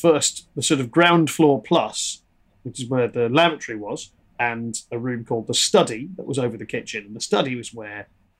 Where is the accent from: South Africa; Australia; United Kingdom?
United Kingdom; Liverpool, North West England; I hide it well, but I am Scouse. I never had the accent. But I'm from Liverpool.